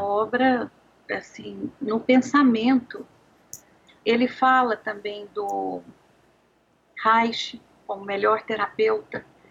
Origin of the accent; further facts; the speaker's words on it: Anápolis, Goiás, Brazil; eu sou uma goiana, nasci em Anápolis, numa cidade aqui perto de Brasília